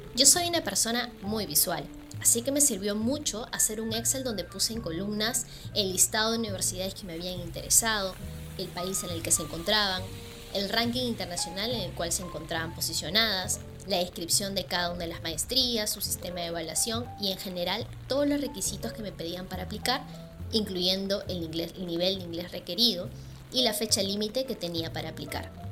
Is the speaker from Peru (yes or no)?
yes; Lima, Peru; moved away as an adult; now in Manchester, United Kingdom; Nací en Lima y ahora vivo aquí, en la ciudad de Manchester, en el Reino Unido